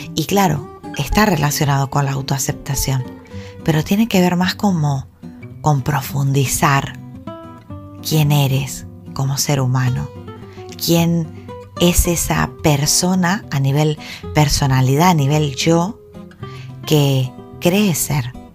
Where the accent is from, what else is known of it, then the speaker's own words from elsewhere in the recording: Argentina; now in Gran Canaria, Spain; yo soy argentina. Entonces, bueno, el haber nacido en Argentina me ha dotado de una serie de, cultura